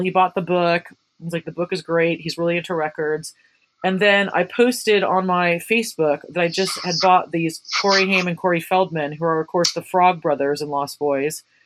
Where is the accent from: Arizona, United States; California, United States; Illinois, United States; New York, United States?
California, United States; Santa Cruz; my hometown of Santa Cruz, California